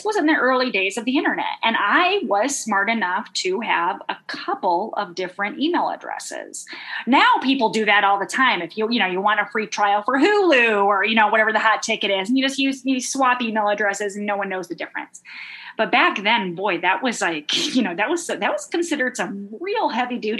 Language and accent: English; Midwest, United States; I'm from the Midwest